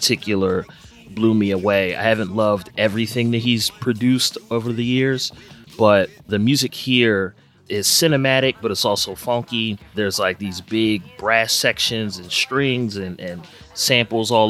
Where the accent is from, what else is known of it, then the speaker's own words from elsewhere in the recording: Philadelphia, Pennsylvania, United States; my hometown, Philadelphia